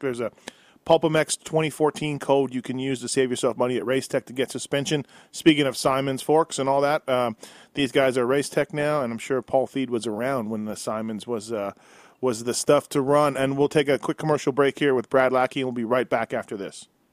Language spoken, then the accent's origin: English; Canada; me being Canadian, born and raised